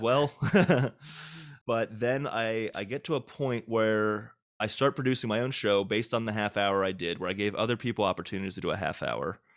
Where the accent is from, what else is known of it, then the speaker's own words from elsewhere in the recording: Hagerstown, Maryland, United States; also born or lived in Boston / New York; now in Nashville, United States; back in my hometown of Maryland